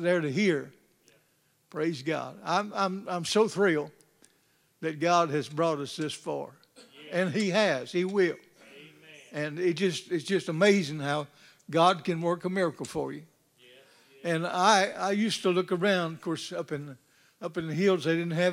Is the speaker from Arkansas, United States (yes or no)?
yes; North Arkansas, United States; moved away; I was not raised here. I was raised in North Arkansas